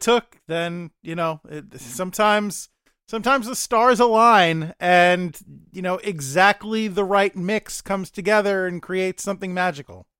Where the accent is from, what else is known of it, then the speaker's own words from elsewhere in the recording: United States; as an American.